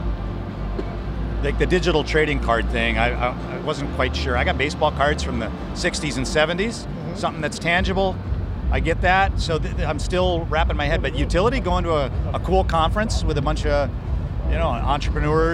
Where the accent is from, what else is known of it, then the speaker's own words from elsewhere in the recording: Minneapolis, Minnesota, United States; here in the hometown, in my hometown